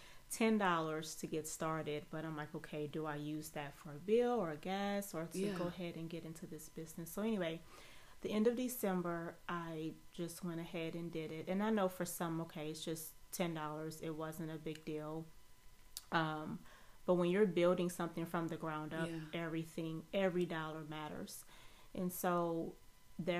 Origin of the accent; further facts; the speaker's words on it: New Orleans, Louisiana, United States; I am originally from New Orleans, Louisiana